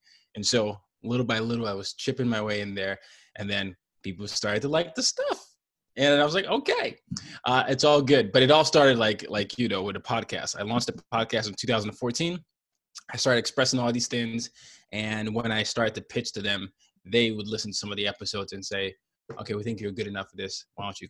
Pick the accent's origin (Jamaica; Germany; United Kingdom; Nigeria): Nigeria; I'd be like, well, I'm Nigerian. They're like, no, you don't sound Nigerian. Well, I am. I just grew up all these places.